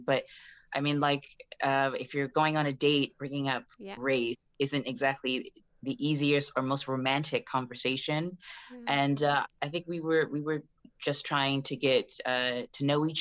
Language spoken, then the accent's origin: English; United States; I'm African-American